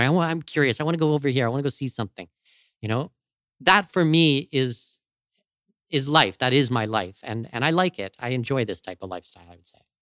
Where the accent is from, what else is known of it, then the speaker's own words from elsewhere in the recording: London, Ontario, Canada; moved away as an adult; also born or lived in Abu Dhabi / Los Angeles / Arctic; now in Panama City, Panama; London, Ontario, uh, my hometown